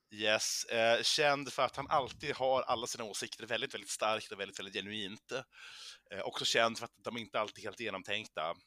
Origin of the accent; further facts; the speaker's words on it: Umeå, Västerbotten County, Sweden; moved away; min hemstad